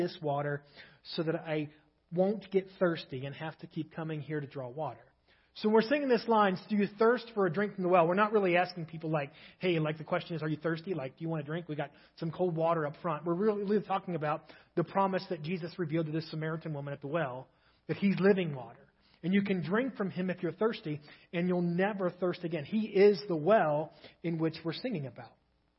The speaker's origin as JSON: {"language": "English", "town": "Cincinnati", "region": "Ohio", "country": "United States", "tie": "born or raised there", "moved": "yes", "lives_now": "Nebraska, United States", "said": "I grew up in Cincinnati"}